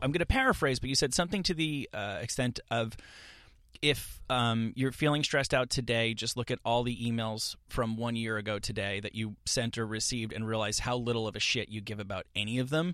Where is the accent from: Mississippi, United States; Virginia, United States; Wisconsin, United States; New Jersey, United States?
New Jersey, United States; now in Los Angeles, United States; I'm this kid from New Jersey and I moved to Los Angeles